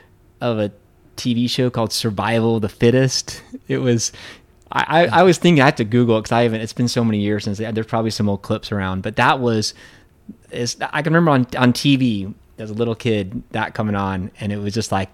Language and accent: English; Pacific Northwest, United States; 'cause I grew up in the Cascade Mountains and, you know, Colorado was the Rockies.